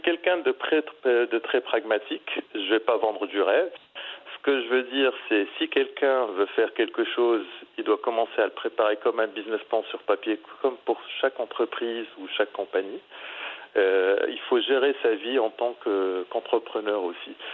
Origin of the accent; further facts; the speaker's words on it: Morocco; also born or lived in Middle East; now in Bali, Indonesia; en tant que Marocain et ayant résidé très longtemps au Moyen-Orient.